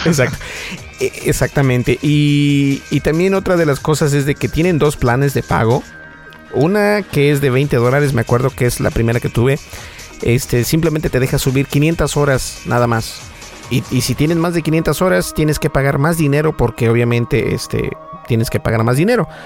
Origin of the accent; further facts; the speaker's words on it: United States; sí hablo español, pero soy de Estados Unidos